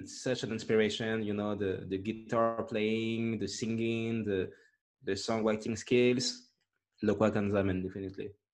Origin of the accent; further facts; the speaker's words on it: France; English is a second language; I, I grew up here in France